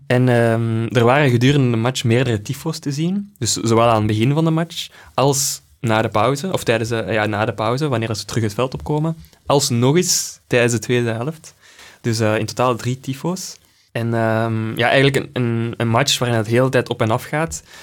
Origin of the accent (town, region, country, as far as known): Belgium